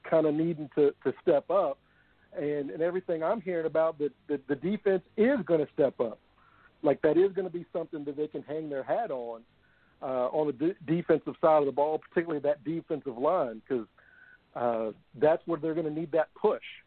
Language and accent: English; Louisville, Kentucky, United States; my hometown team here, Louisville